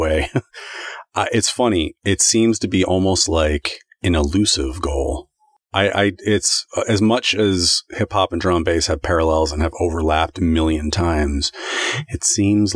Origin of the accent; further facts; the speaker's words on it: United States; we're distinctly American. We grew up on hip hop.